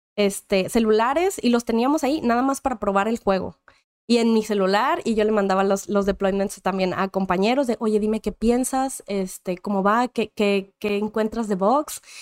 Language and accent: Spanish; Monterrey, Nuevo León, Mexico; Yo soy nacida originaria de Monterrey, Nuevo León, México